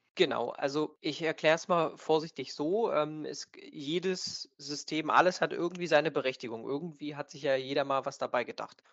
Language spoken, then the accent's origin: German; Stendal, Saxony-Anhalt, Germany; wir sind hier aus, aus Stendal